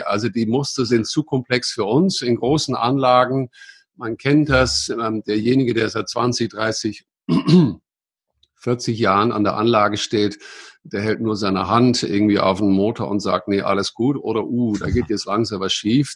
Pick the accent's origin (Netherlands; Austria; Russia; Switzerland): Netherlands; German is a second language; moved away as an adult; also born or lived in Munich area, Germany; now in Munich, Germany; ich bin ein Holländer, äh, der aber seit langer Zeit hier in Deutschland, meiste Zeit hier im Münchner Raum wohnt und lebt. Ja, vor langer Zeit geboren in Holland